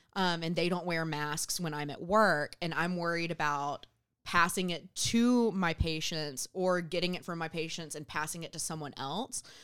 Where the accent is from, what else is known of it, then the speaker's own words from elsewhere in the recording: Southwest Georgia, United States; moved away as an adult; I grew up in Southwest Georgia.